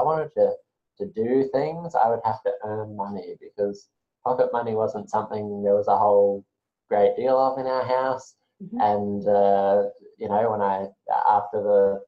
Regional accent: Brisbane, Queensland, Australia; I've grown up on the south side of Brisbane for most of my life. So long time native.

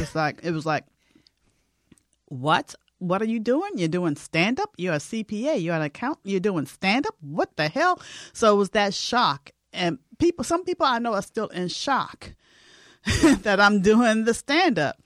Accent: Boston, Massachusetts, United States; moved away; I'm from Boston, so I have family back there

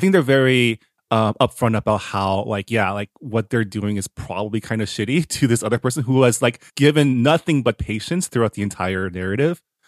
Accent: San Gabriel Valley, California, United States; moved away as an adult; also born or lived in East Coast; I grew up in an enclave. Like, I grew up in the Sangible Valley

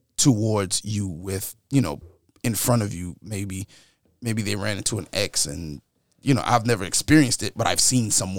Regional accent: New York, United States; growing up in New York

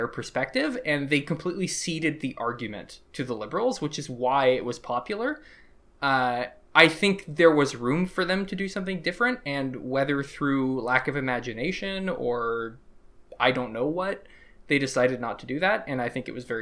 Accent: United States; now in Canada; I grew up in Bush's America

